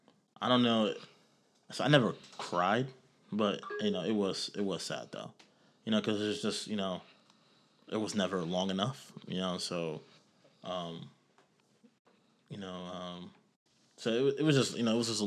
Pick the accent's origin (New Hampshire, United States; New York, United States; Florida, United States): New York, United States; For me, you know, I came from New York, so I, you know, this was normal for me.